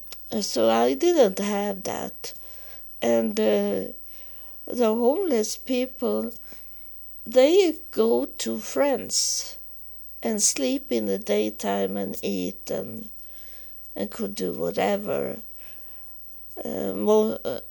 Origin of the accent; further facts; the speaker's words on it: Sweden; also born or lived in United States; when I come back to Sweden from being homeless in the United States in 3.5 years